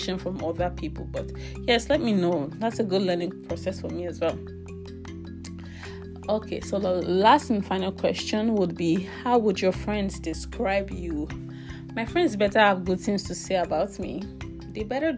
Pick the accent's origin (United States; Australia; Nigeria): Nigeria; now in British Columbia, Canada; I'm from Nigeria, but I currently live in British Columbia, Canada.